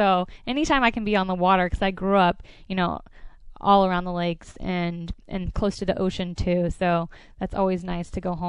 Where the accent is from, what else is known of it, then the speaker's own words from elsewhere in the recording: Orlando, Florida, United States; now in Charlotte, United States; actually, Charlotte's really comparable to Orlando. I tell a lot of people, you know, when they ask about my hometown, I say it's very similar in that it has, like, niche areas.